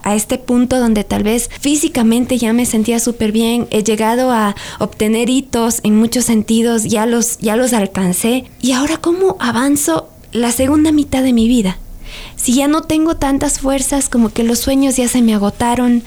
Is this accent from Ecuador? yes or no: yes; Ecuador; para nuestra identidad mm, como ecuatorianos